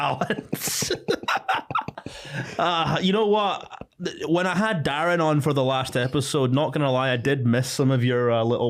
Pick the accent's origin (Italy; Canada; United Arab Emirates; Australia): United Arab Emirates; Dubai; now in United Kingdom; Mate, all the melanin that I had from growing up in Dubai disappeared as soon as I moved back to Scotland and just stayed all, spent all my time in the house.